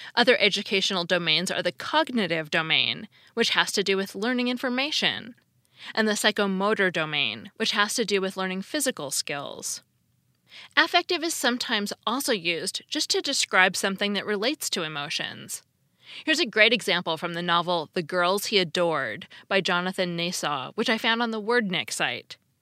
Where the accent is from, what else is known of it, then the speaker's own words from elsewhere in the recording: Seattle, Washington, United States; I grew up in Seattle, where it's dark a lot in the winter